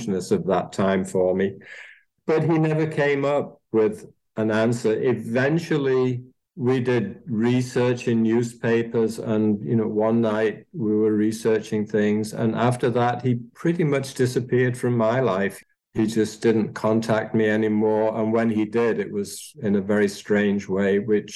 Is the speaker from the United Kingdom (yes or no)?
yes; Manchester, North West England, United Kingdom; also born or lived in Austria; now in Phoenix, United States; I don't sound as though I was born in Austria, but I was. And I was growing up in Manchester, England.